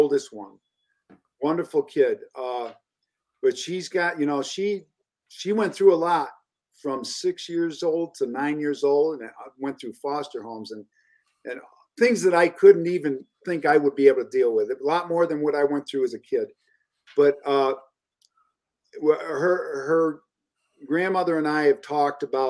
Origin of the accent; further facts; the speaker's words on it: Elmira, New York, United States; I grew up in Elmira.